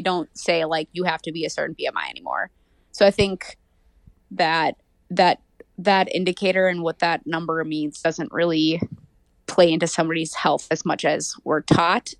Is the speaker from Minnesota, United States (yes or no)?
yes; Hopkins, Minnesota, United States; I'm from Hopkins, Minnesota